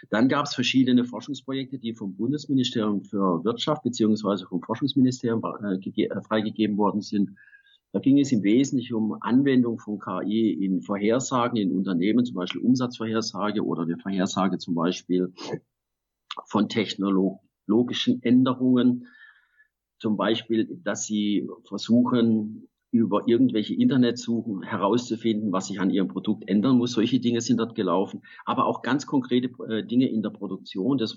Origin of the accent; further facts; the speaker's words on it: Baden-Württemberg, Germany; born there; also born or lived in United States; Ich bin zurück in den Schwarzwald. Ja, warum war das jetzt so? Das fragen mich viele Leute. Ich habe 15 Jahre insgesamt in den USA gelebt.